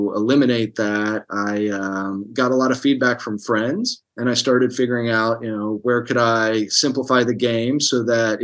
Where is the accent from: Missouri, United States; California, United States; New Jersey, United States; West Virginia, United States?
West Virginia, United States; Hurricane; moved away as an adult; now in Los Angeles, United States; I'm from Hurricane and grew up in Putnam County